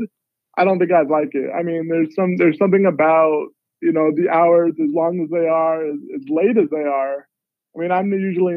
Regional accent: Southern California, United States; moved away; I'm originally from Southern California

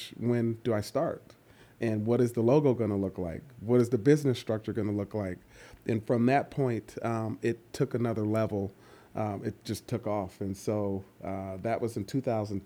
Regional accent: East Palo Alto, California, United States; also born or lived in Atlanta, Georgia; I grew up in East Palo Alto, California, and that's the northern California, the Bay Area

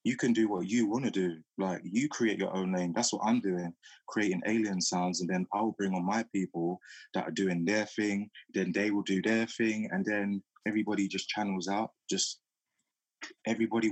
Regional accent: London, United Kingdom; my time growing up in South London

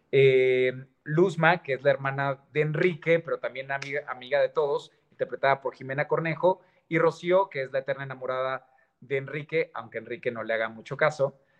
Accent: Guadalajara, Jalisco, Mexico; Yo soy de Guadalajara, Jalisco. Soy tapatío.

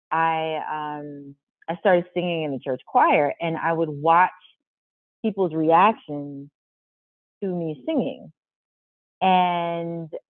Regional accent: St. Louis, Missouri, United States; I'm from St. Louis

